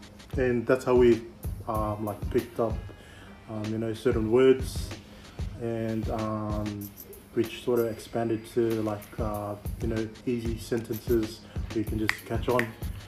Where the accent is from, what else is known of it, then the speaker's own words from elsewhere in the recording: Sydney, New South Wales, Australia; also born or lived in Glenwood, Sydney; I was born in Australia, Western Sydney, yep. Westmead Children's Hospital. Pretty much grew up in Northmead, Parramatta for a bit. Then moved further west to where we are now in Glenwood, and spent now I think it's up to almost 22, 21 years here in Glenwood.